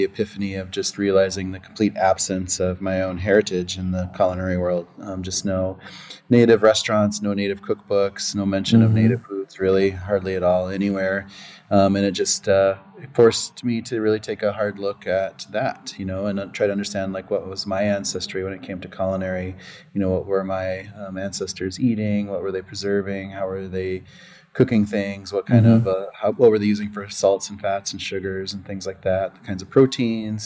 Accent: Pine Ridge Reservation, South Dakota, United States; born or raised there; moved away as an adult; now in Minneapolis, United States

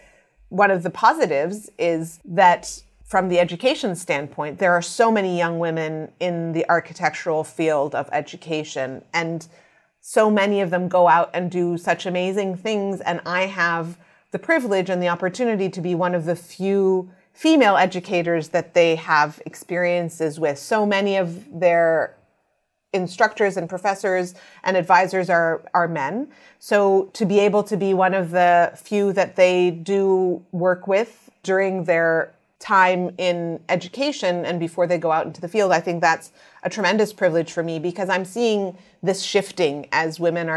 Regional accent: Canada; I'm Canadian Egyptian.

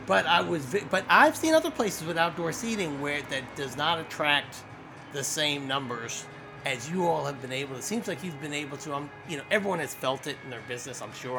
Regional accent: Colesville, Maryland, United States; I'm a native to this area. I grew up in Colesville.

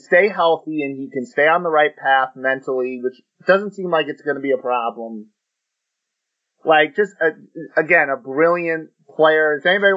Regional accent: United States; we're from the United States

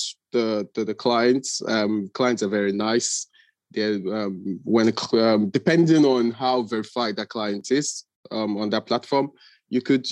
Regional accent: Nigeria; moved away; I'm originally Nigerian

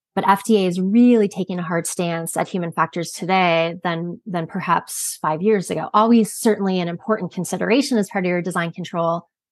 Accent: Canada; moved away as an adult; also born or lived in Michigan, United States; I'm from Canada originally, and then went to pursue a Bachelor of Science when I was in Michigan.

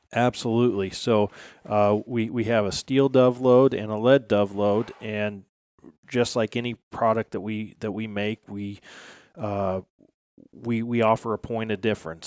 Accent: Midwest, United States; moved away as an adult; now in West Virginia, United States; I grew up here in the Midwest hunting puddle ducks

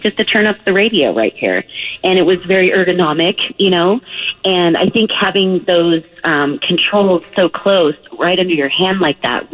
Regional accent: Southern California, United States; I'm from Southern California

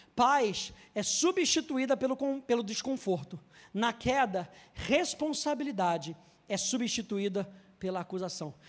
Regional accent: Brazil; E eu nasci no Brasil. Podia já ter nascido lá, mas nasci aqui

